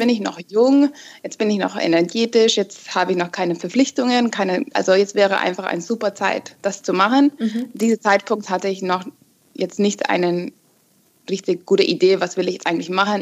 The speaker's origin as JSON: {"language": "German", "country": "Finland", "moved": "yes", "lives_now": "Munich, Germany", "said": "ich komme ursprünglich aus Finnland mhm. und ja, keine Ahnung, bin 29 Jahre alt und wohne gerade in Deutschland in München"}